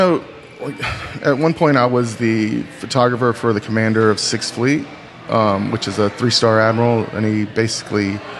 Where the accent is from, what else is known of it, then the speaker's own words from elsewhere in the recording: North Carolina, United States; also born or lived in Texas; North Carolina.